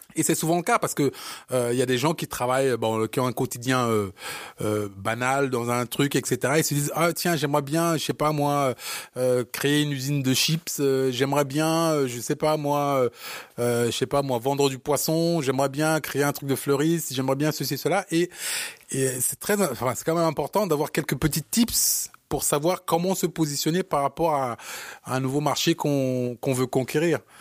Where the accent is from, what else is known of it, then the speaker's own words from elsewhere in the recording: Cameroon; moved away; comme les Camerounais, on est très très fiers de, de, de, notre, Cameroun